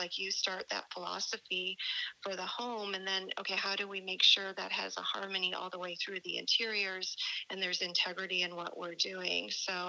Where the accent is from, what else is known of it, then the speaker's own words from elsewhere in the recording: Chicago, Illinois, United States; first language German; English is a second language; I was born in Chicago to immigrant German parents and lived there for a little bit with all my German relatives. In fact, my first language was German. I've forgotten it since.